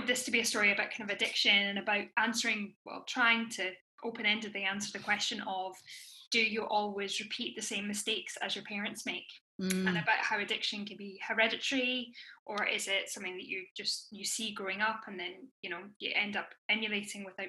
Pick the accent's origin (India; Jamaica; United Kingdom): United Kingdom; Edinburgh, Scotland; I'm from Edinburgh, so I grew up with The Fringe every year